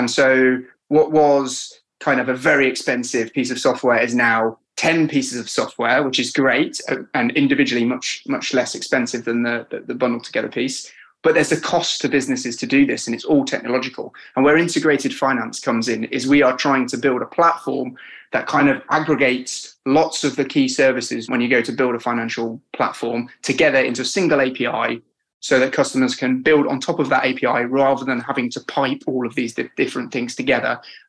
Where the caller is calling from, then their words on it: London, United Kingdom; I'm here from sunny London, Dan.